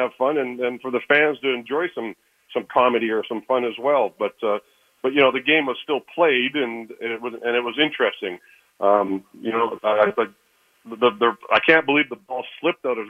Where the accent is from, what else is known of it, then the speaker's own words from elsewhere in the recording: Canada; being a Canadian myself